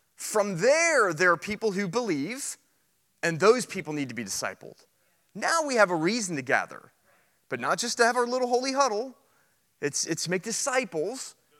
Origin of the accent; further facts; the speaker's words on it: United States; being an American and we're loud and we're arrogant